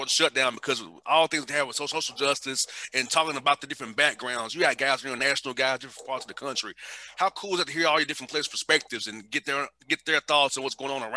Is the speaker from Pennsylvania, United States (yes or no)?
no; Atlanta, Georgia, United States; I'm from Atlanta, I'm from the hood. I grew up not so great